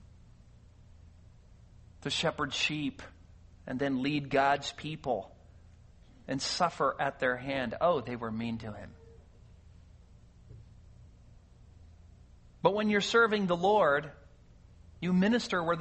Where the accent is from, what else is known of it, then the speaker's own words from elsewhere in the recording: California, United States; moved away as an adult; I grew up in California